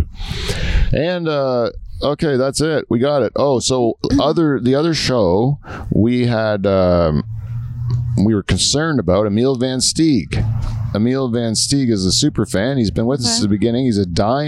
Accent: Canada; I am Canadian

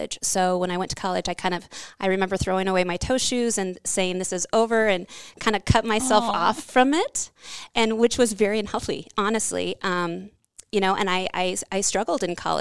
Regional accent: Council Bluffs, Iowa, United States; moved away; I'm from the area. I'm from Council Bluffs

